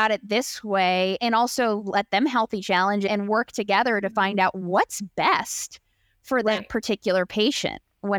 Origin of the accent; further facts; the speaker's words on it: Maryland, United States; I'm from the Maryland, D.C. area.